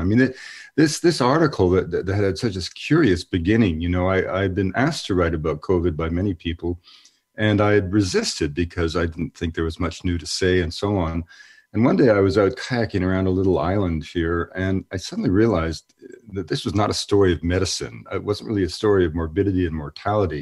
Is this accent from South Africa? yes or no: no; Canada; moved away; also born or lived in United States; I'm born Canadian, but I'm a naturalized American